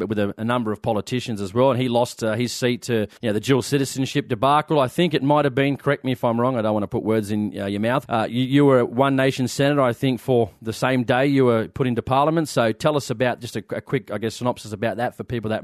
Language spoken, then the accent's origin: English; Sydney, New South Wales, Australia; I grew up in Western Sydney